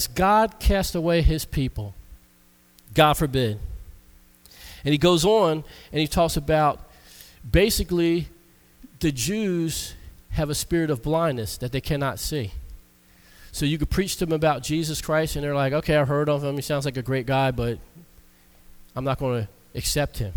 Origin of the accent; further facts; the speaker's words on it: United States; I'm American